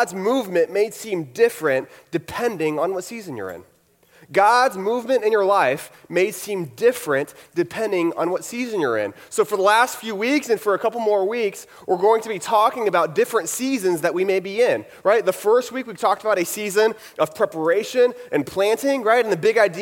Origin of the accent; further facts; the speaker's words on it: Houston, Texas, United States; I'm from Houston